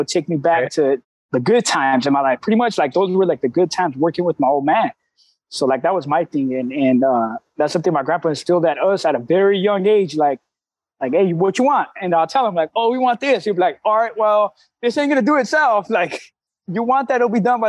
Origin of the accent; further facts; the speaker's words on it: La Puente, California, United States; now in Fremont, United States; I'm from Southern Cali. I'm born, Southern raised, man, in the San Gabriel Valley of LA County, which is in the city of La Puente